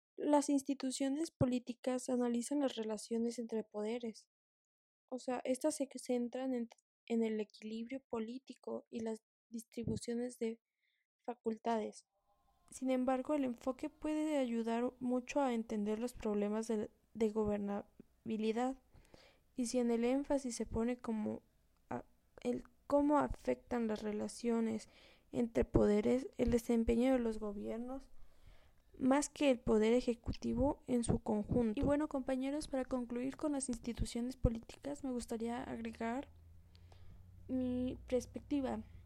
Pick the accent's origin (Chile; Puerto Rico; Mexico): Mexico; nuestra, mm, nuestra nacionalidad como mexicanos